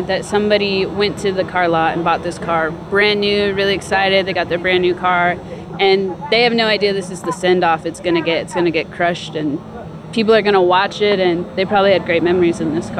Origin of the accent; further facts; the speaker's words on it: Ventura, California, United States; I am from Ventura, which is just a few hours up the coast.